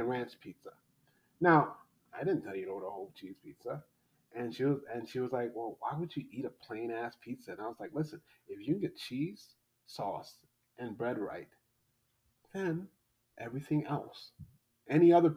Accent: New York City, New York, United States; moved away; I'm from New York City

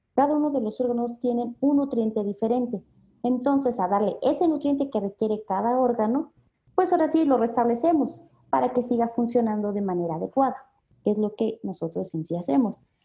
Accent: Mexico City, Mexico; nosotros somos de la Ciudad de México

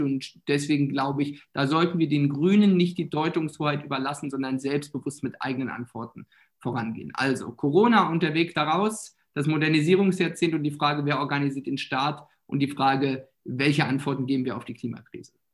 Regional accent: Mecklenburg-Vorpommern, Germany; Bei uns in Mecklenburg-Vorpommern

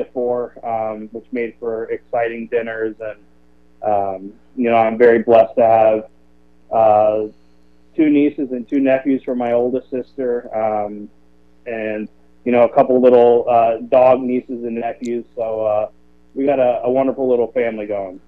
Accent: Lancaster, Ohio, United States; also born or lived in Chicago; now in Cleveland, United States; I'm from Lancaster, Ohio, um, down in your neck of the woods. Um, went to Fairfield Christian, and uh, I was there for about 20 years before I headed off to college, or I guess 18

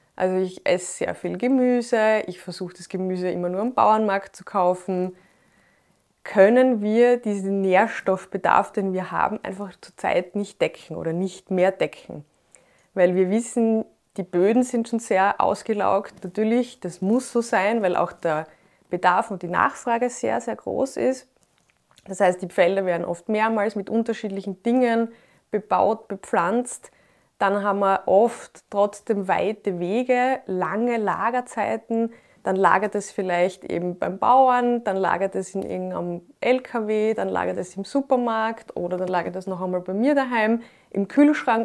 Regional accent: Graz, Styria, Austria; Ich bin neunzehnhundertachtundachtzig in Graz geboren

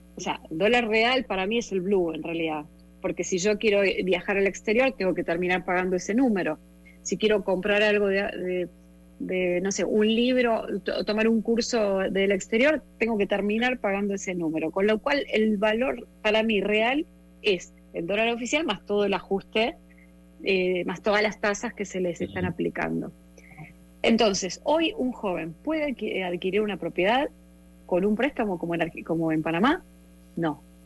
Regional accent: Argentina; born or raised there

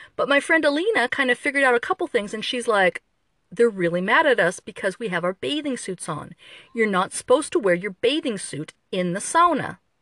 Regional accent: Midwest, United States; moved away; an American, especially an American from the Midwest

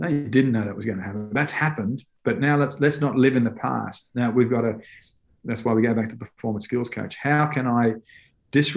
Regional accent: Australia; moved away as an adult; As an Aussie, I was brought up playing on dry fields, on hard surfaces

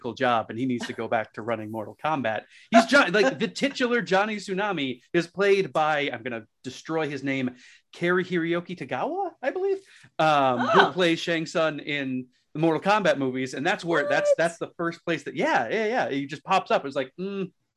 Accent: Springfield, Massachusetts, United States; I am born and raised in Springfield, Massachusetts, birthplace of basketball.

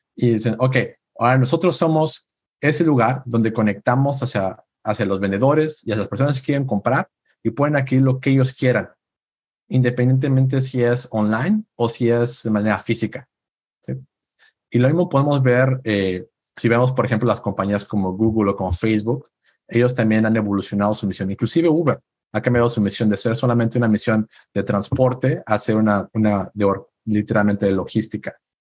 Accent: Aguascalientes, Mexico; moved away as an adult; now in Silicon Valley, United States; Yo soy de México, de una ciudad llamada Aguascalientes.

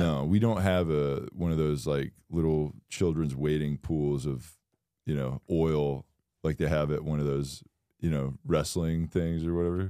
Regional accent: Florida, United States; I'm from Florida

